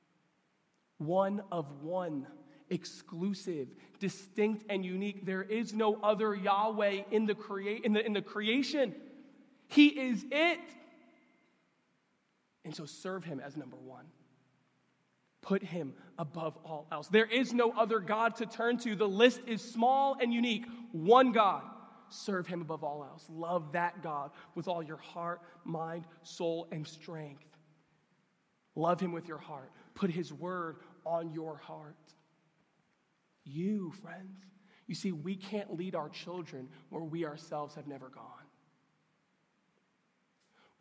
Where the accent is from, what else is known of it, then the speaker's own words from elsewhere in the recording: New York, United States; I grew up in New York